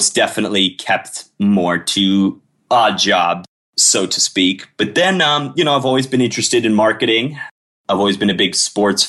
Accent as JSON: {"language": "English", "town": "Miami", "region": "Florida", "country": "United States", "tie": "born or raised there", "also_born_or_lived": "Colorado", "said": "I'm Miami born and raised"}